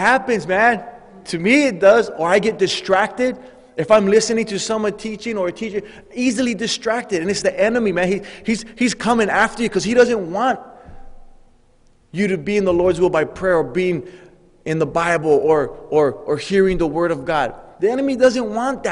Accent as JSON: {"language": "English", "region": "Hawaii", "country": "United States", "tie": "born or raised there", "said": "growing up in Hawaii, I had a Samoan friend."}